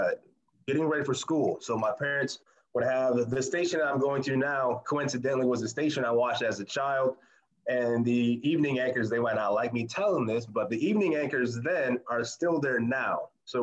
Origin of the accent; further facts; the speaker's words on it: Toledo, Ohio, United States; moved away; I'll be going back to my hometown of Toledo, Ohio